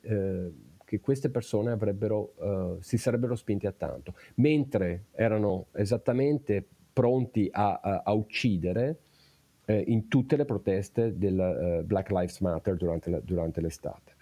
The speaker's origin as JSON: {"language": "Italian", "area": "province of Vicenza", "region": "Veneto", "country": "Italy", "tie": "born or raised there", "moved": "as an adult", "lives_now": "Pittsburgh, United States", "said": "io sono originario della provincia di Vicenza"}